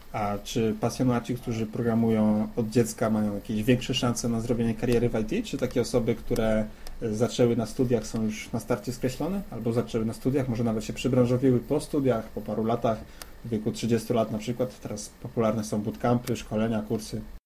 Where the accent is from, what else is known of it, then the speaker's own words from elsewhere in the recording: Dębica, Subcarpathian Voivodeship, Poland; Pochodzisz z Dębicy, zresztą tak jak ja